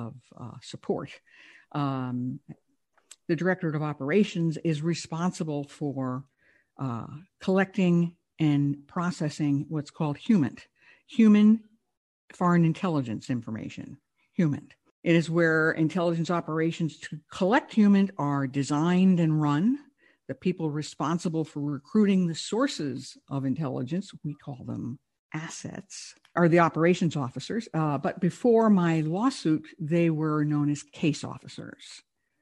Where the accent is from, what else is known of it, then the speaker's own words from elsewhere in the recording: New York, United States; I'm from New York.